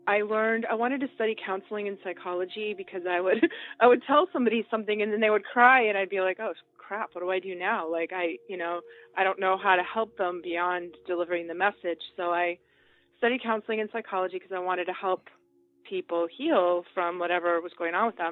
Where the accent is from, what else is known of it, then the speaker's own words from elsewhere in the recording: outside of Boston, Massachusetts, United States; I grew up outside of Boston, where I live, in the 60s and 70s